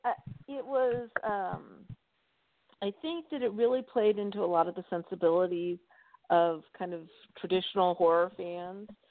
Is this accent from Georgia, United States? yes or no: yes; Atlanta, Georgia, United States; my hometown in Atlanta